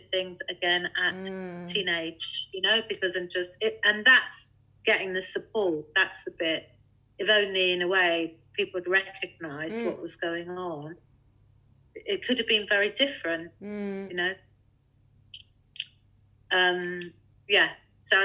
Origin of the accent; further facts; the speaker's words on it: London, United Kingdom; moved away; I was brought up in London